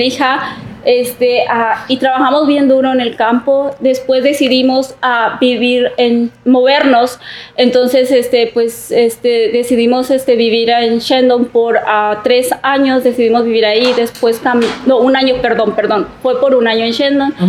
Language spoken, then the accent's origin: Spanish; Oaxaca, Mexico; now in California, United States; Soy de la ciudad de Oaxaca.